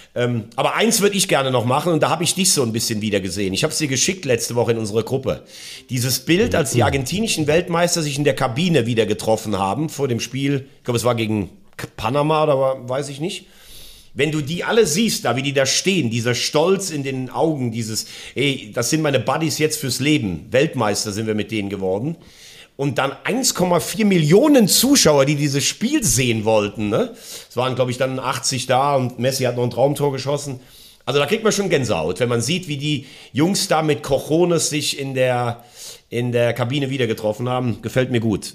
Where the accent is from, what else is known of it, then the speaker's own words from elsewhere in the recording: Germany; bei uns in Deutschland